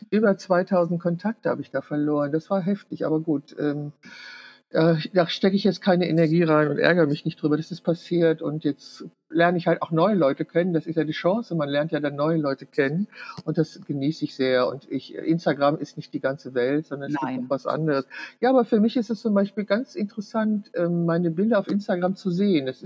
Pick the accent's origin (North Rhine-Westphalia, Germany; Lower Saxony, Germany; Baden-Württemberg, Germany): North Rhine-Westphalia, Germany; Düsseldorf; Ich, also ich komme aus Düsseldorf. Ich lebe in Düsseldorf